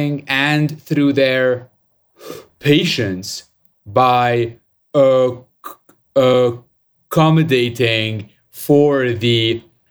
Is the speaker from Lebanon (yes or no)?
yes; Lebanon; I was born and raised in Lebanon